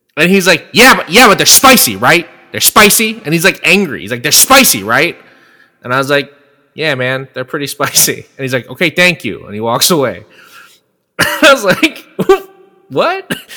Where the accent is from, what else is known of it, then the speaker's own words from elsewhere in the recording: Bay Area, California, United States; a specific fish market in my hometown that has been there since the 1950s